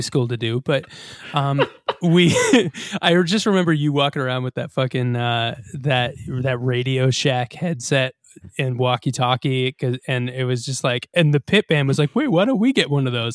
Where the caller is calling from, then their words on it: Coventry, Rhode Island, United States; I'm calling in from Coventry, Rhode Island